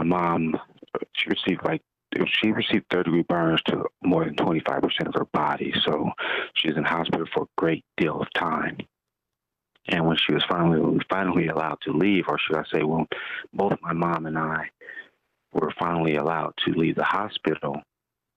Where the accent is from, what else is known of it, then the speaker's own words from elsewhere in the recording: Los Angeles, California, United States; I was born and raised in South Central